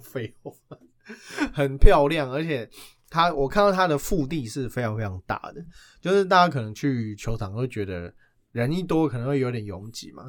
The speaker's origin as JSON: {"language": "Chinese", "country": "Taiwan", "said": "依照我们台湾人的个性"}